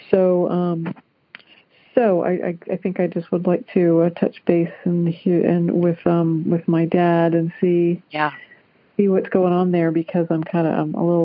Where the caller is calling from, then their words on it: Kettering, Ohio, United States; I'm calling from Kettering, Ohio.